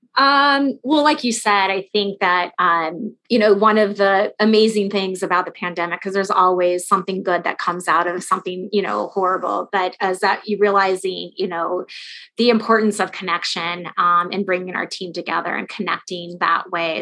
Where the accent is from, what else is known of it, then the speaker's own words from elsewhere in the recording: Los Angeles, California, United States; now in Chicago, United States; So I'm from Southern California